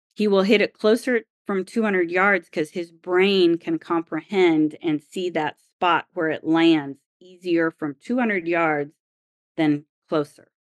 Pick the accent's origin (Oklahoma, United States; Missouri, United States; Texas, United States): Oklahoma, United States; I grew up in Oklahoma